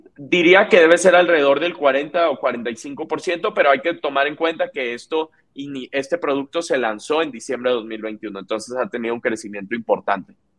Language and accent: Spanish; Monterrey, Nuevo León, Mexico; soy alguien que me considero regio, me, encanta Monterrey, eh, toda mi vida viví ahí